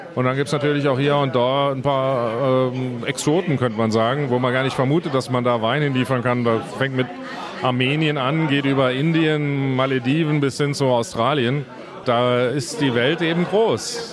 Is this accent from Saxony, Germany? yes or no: no; Leiwen, Rhineland-Palatinate, Germany; in Leyven, meinem Heimatort